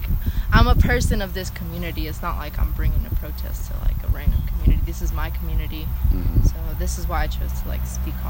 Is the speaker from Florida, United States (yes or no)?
no; Meridian, Texas, United States; I'm from Meridian, Texas. I've lived here my whole life, literally my whole life.